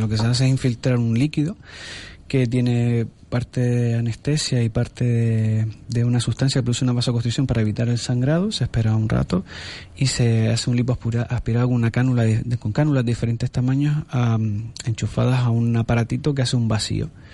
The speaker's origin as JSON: {"language": "Spanish", "country": "Spain", "said": "Somos españoles, pero vivimos en África"}